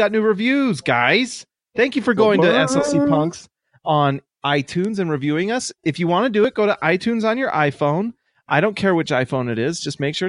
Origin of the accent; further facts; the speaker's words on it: Idaho, United States; I'm from Idaho